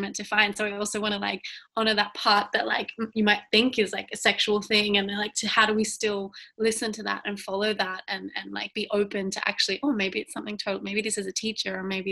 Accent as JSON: {"language": "English", "town": "Sydney", "region": "New South Wales", "country": "Australia", "tie": "born or raised there", "moved": "as an adult", "lives_now": "Northern Rivers, Australia", "said": "I grew up in Sydney"}